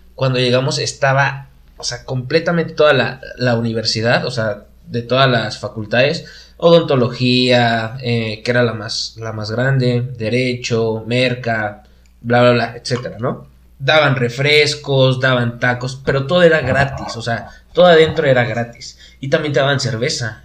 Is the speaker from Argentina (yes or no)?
no; Querétaro, Mexico; tuve la fortuna de, todavía estar en, mi ciudad natal. Aquí estudié, en Querétaro